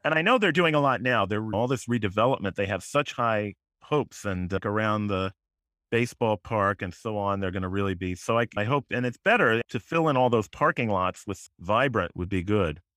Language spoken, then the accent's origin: English; West Hartford, Connecticut, United States; also born or lived in Chicago; I was born in Hartford, but I grew up in West Hartford